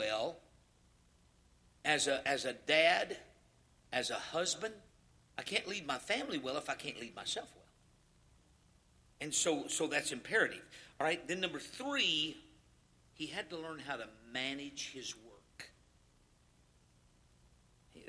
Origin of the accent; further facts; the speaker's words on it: Louisiana, United States; I'm from Louisiana